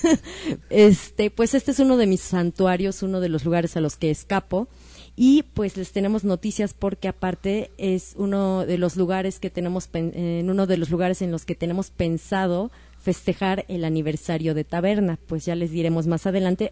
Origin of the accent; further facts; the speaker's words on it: Mexico; como mexicanos